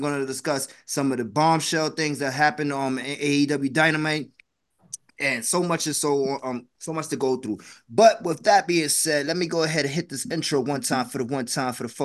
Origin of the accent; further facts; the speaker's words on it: New York City, New York, United States; moved away; growing up in New York City